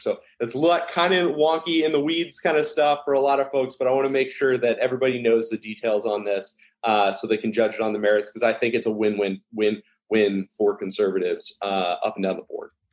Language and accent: English; Dallas, Texas, United States; moved away; also born or lived in Ohio; I, I, grew up in uh, a little bit in the South